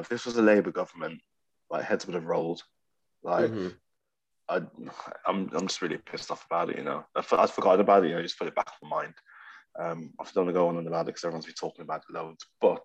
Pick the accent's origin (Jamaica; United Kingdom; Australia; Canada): United Kingdom; Birmingham, West Midlands; moved away as an adult; now in North East England, United Kingdom; I'm just feeling very cut off from my hometown